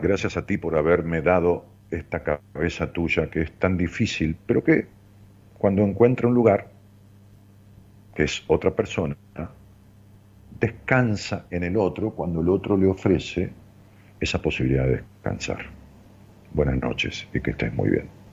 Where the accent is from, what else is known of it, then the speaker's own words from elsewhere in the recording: Ramos Mejía, Buenos Aires Province, Argentina; yo iba hacia mi pueblo, hacia Ramos Mejía, que está en las afueras de, de, la ciudad de Buenos